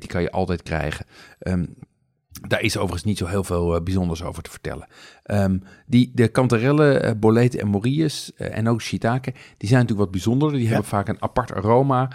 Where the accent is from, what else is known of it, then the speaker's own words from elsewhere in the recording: Amsterdam, North Holland, Netherlands; als Amsterdammer